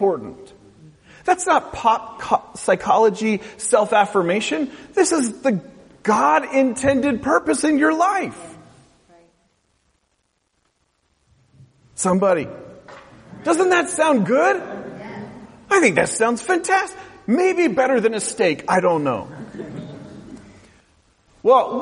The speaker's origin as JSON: {"language": "English", "region": "West Coast", "country": "United States", "tie": "born or raised there", "said": "I grew up on the West Coast"}